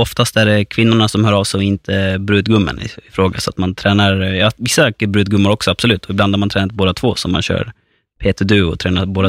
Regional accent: Fårösund, Gotland, Sweden; moved away as an adult; now in Stockholm, Sweden; Jag är född och uppväxt på Gotland, på norra Gotland, i Fårösund.

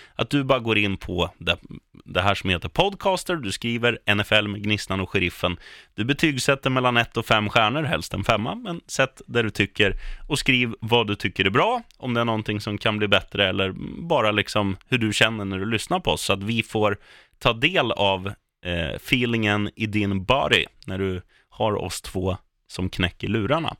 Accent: Eskilstuna, Södermanland, Sweden; moved away; jag är från Etuna

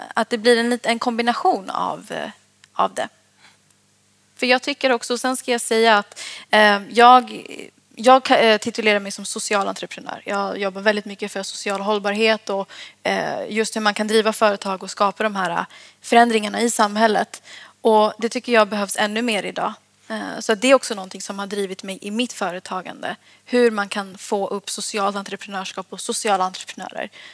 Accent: Sollentuna, Stockholm County, Sweden; Jag växte upp i Sollentuna

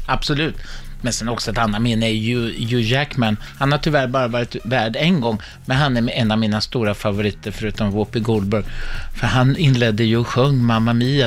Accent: Sweden; vi som är svenskar

